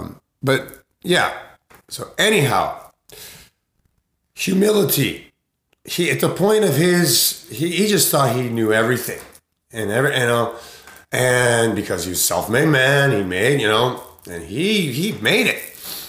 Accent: Sumida, Tokyo, Japan; it was such a beautiful experience growing up in Sumidaku in Honjo Azumabashi, which is right across the river in Japan, in Tokyo, in what they call Shitamachi, which is the older town.

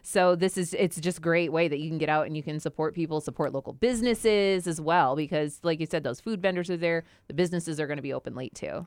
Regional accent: Sandusky, Ohio, United States; I grew up in Sandusky, I've lived in the area my whole life

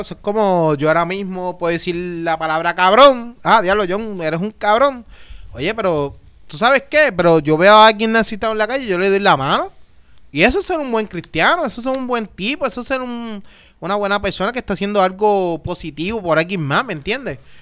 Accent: Naranjito, Puerto Rico; Yo soy de Naranjito

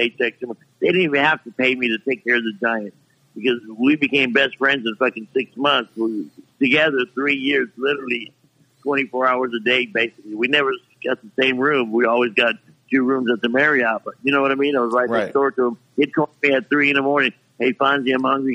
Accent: Florida, United States; Florida, my hometown

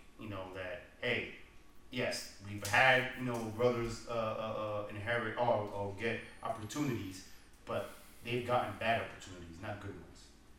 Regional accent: New Jersey, United States; and I am from New Jersey.

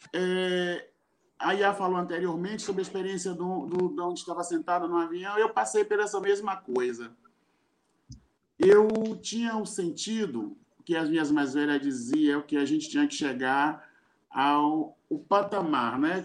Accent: Salvador, Bahia, Brazil; sou de Salvador, Bahia

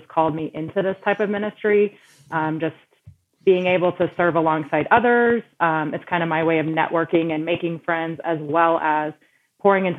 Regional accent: Texas, United States; moved away as an adult; now in Colorado, United States; I grew up in the Texas area

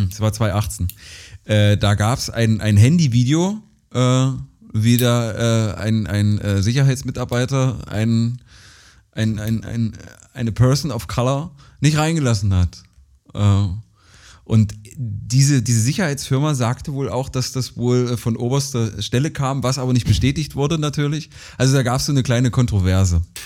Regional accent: rural Saxony-Anhalt near Bitterfeld, Germany; auf dem Dorf, also in der sachsen-anhaltinischen, an, sachsen-anhaltischen Provinz groß geworden

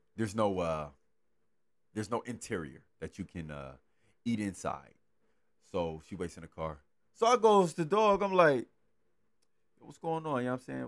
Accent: Los Angeles, California, United States; I grew up in South Central. I grew up around the area

